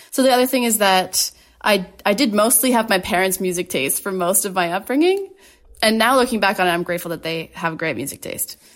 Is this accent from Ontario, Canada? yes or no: yes; Ottawa, Ontario, Canada; moved away as an adult; also born or lived in Toronto; now in Winnipeg, Canada; I grew up in Ottawa, or just outside of Ottawa, actually.